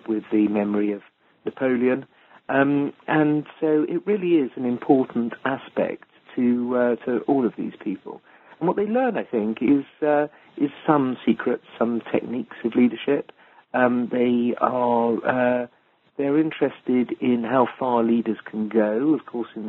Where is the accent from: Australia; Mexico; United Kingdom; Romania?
United Kingdom; England; I'm an Englishman